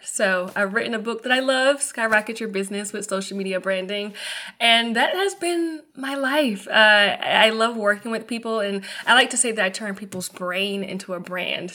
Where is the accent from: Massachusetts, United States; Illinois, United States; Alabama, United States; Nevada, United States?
Alabama, United States; Mobile; moved away; also born or lived in Atlanta, Georgia / Tampa, Florida; my hometown first, to Mobile, Alabama